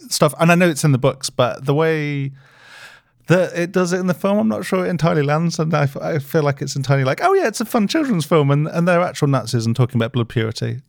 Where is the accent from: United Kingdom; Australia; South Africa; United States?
United Kingdom; speaking as a British person, like, we don't see the sun that much